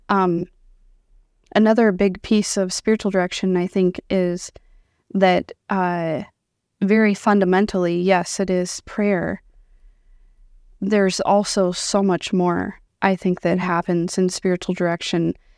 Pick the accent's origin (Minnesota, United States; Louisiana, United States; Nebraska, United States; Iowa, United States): Iowa, United States; moved away as an adult; now in Sioux Falls, United States; born and raised in Iowa